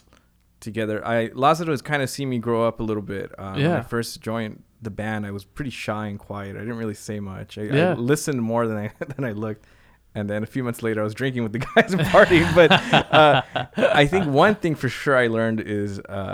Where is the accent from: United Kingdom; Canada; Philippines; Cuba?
Cuba; You know, I grew up in Cuba.